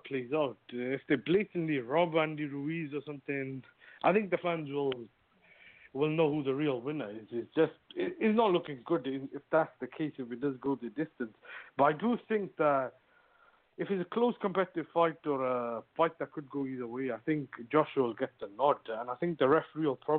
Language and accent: English; Cardiff, Wales, United Kingdom; my hometown